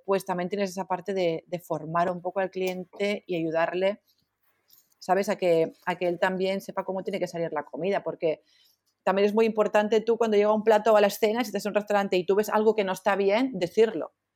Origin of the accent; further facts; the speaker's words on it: Barcelona, Catalonia, Spain; soy de Barcelona